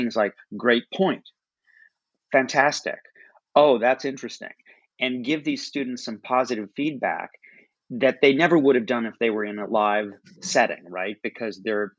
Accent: Chicago, Illinois, United States; I was born and raised in Chicago

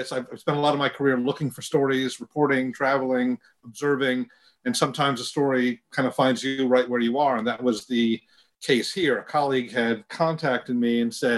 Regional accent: Michigan, United States; I grew up in Michigan

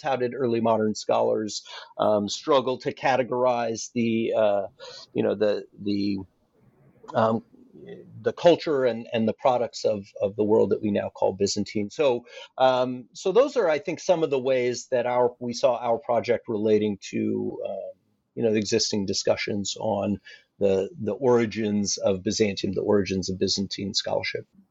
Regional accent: Alaska, United States; moved away as an adult; also born or lived in Annapolis, Maryland; I grew up in Alaska

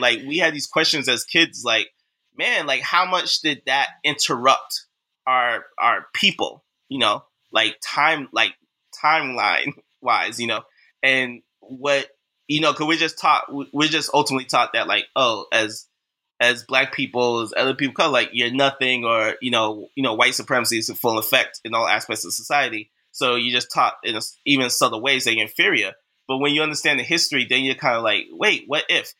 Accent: Boston, Massachusetts, United States; now in Brooklyn, New York, United States; I was raised, born and raised in Boston, Massachusetts

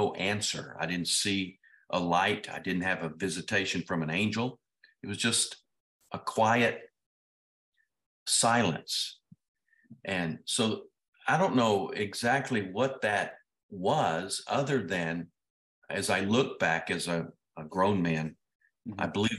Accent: Ruston, Louisiana, United States; born there; I was born in Ruston, Louisiana, believe it or not. I'm a Louisianian.

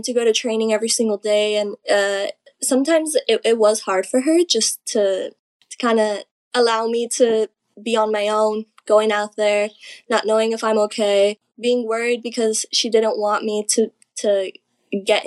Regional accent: Laredo, Texas, United States; It's called Laredo Wrestling Alliance

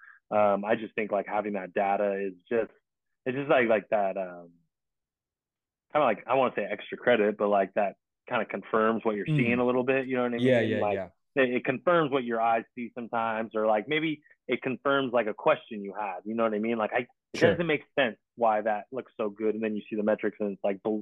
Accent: Long Beach, California, United States; I grew up in Long Beach

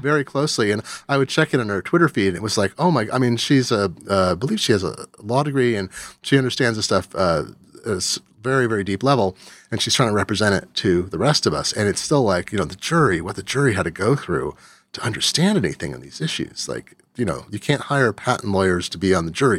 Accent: Eugene, Oregon, United States; moved away; left my hometown of Eugene, Oregon

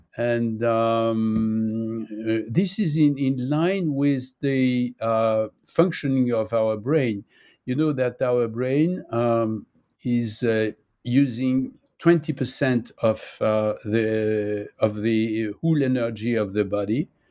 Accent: Nice, Provence-Alpes-Côte d'Azur, France; English is a second language; now in Paris, France; I was born in Nice. Uh, I'm living in Paris

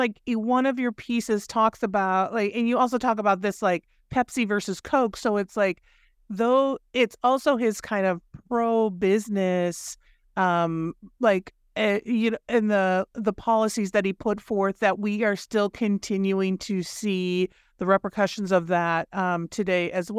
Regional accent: Minnesota, United States; because I grew up in Minnesota. So professional wrestling is not only real. We had a, you know, our governor was a professional wrestler.

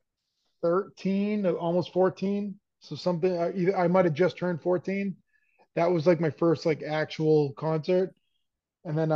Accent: Revere, Massachusetts, United States; now in southern New Hampshire, United States; I grew up in a city called Revere

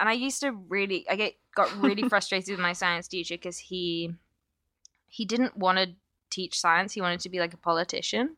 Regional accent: London, United Kingdom; now in Chicago, United States; I grew up in London

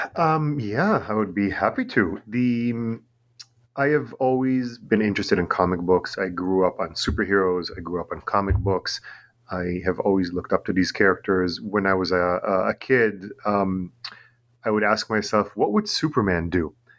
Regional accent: Tel Aviv, Tel Aviv District, Israel; English is a second language; also born or lived in New York, United States; now in Long Island, United States; I'm originally from Tel Aviv in Israel.

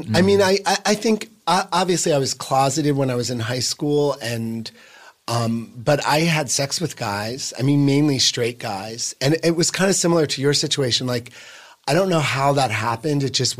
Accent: Boonton, New Jersey, United States; Northern Northwest, a town called Boonton.

